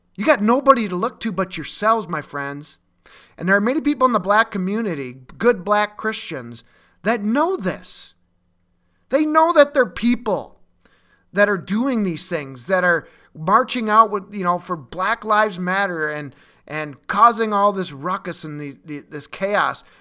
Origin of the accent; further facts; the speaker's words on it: Minnesota, United States; in Minneapolis and Minnesota, my, my home state